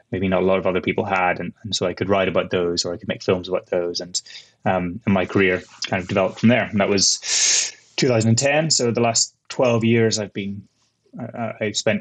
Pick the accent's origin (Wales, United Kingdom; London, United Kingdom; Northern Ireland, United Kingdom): Northern Ireland, United Kingdom; moved away as an adult; also born or lived in Kent; now in Iraq; I'm from Northern Ireland originally. I grew up there.